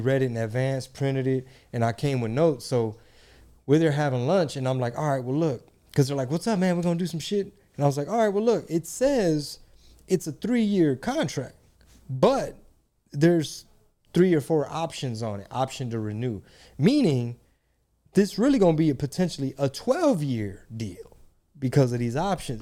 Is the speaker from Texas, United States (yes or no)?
yes; Texas, United States; we're both Mexican, we're both from Texas